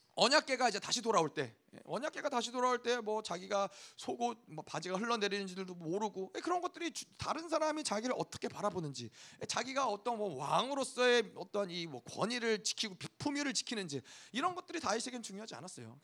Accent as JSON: {"language": "Korean", "country": "South Korea"}